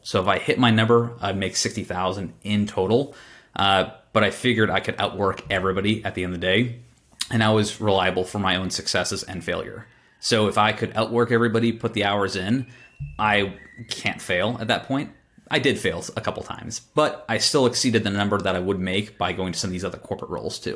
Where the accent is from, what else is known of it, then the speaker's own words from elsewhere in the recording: Boston, Massachusetts, United States; I was born in Boston